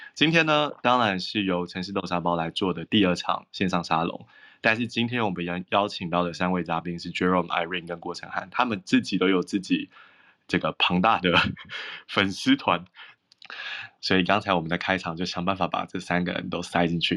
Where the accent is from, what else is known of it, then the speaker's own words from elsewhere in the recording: Taiwan; now in Paris, France; 来自东亚的台湾